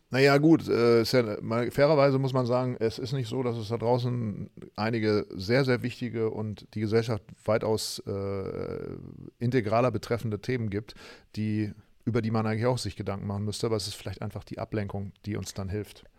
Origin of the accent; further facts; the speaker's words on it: Germany; ich komme aus Deutschland